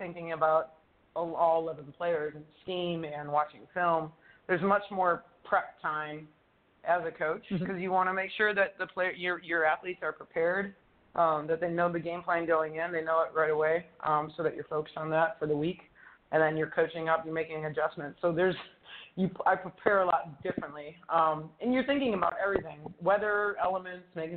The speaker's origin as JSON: {"language": "English", "town": "Cleveland", "region": "Ohio", "country": "United States", "tie": "born or raised there", "moved": "yes", "lives_now": "Pittsburgh, United States", "said": "I'm born and raised in Cleveland"}